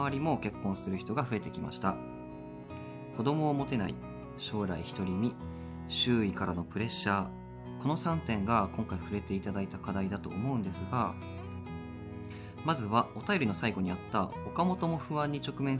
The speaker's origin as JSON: {"language": "Japanese", "town": "Sapporo", "region": "Hokkaido", "country": "Japan", "tie": "born there", "said": "勝利と僕は札幌生まれなんだよね、お互いに。"}